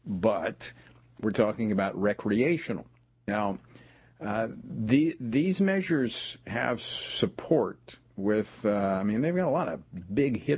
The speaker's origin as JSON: {"language": "English", "region": "Louisiana", "country": "United States", "moved": "yes", "said": "my home state of Louisiana when I was in the legislature"}